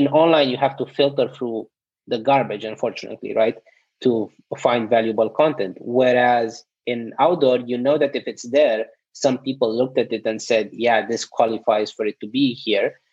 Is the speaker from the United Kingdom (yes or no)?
no; Romania; also born or lived in South Korea; now in United States; So I'm originally from Romania